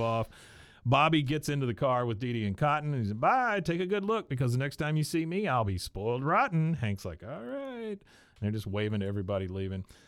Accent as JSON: {"language": "English", "country": "Taiwan", "tie": "born or raised there", "said": "when I was born in Taiwan and when I was a kid"}